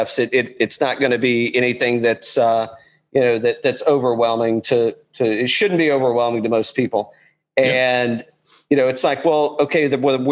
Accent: East Tennessee, United States; I grew up in East Tennessee

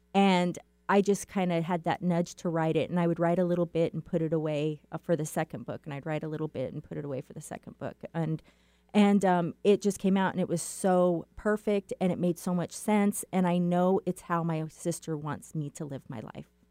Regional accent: Safford, Arizona, United States; I am from Safford, Arizona, and that is about three hours east of Phoenix

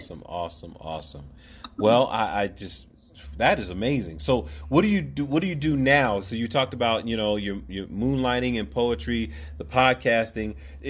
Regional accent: Philadelphia, Pennsylvania, United States; we come from the same hometown. We both from Philadelphia.

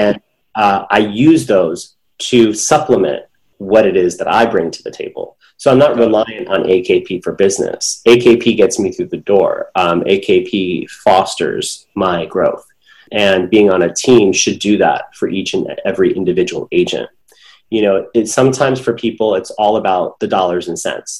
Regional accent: San Francisco, California, United States; moved away as an adult; now in Los Angeles, United States; I grew up in San Francisco, but my okay. family is uh, is from India and Pakistan

